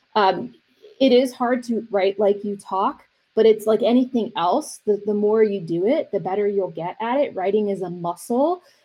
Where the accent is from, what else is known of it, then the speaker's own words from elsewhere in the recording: East Coast, United States; also born or lived in University of Miami, Florida; now in Arizona, United States; I'm from the East Coast, living out here, and parents are from New York.